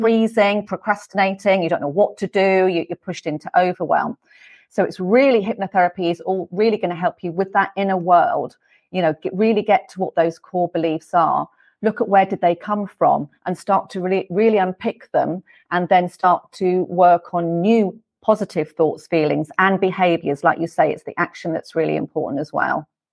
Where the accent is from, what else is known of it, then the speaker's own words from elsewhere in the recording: England, United Kingdom; moved away; you might be able to hear from my accent. I'm from England. I'm from the U K.